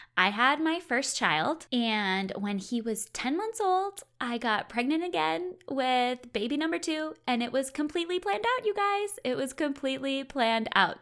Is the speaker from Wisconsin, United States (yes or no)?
yes; Wisconsin, United States; I'm originally from Wisconsin